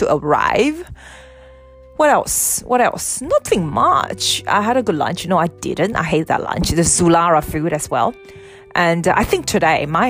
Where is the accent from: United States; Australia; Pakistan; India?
Australia; I'm from Australia.